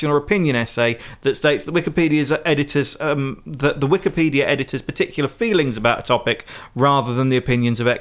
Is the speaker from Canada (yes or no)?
no; United Kingdom; As a British person